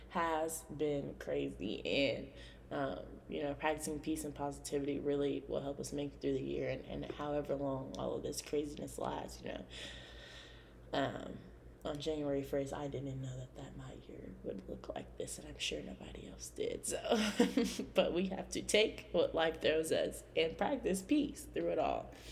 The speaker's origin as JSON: {"language": "English", "region": "California", "country": "United States", "tie": "born there", "lives_now": "Indiana, United States", "said": "I was born in California. Um, hopefully, my dad and stepmom are listening to this. Um, but yes, I am born from California. Uh, I moved here um, to Indiana."}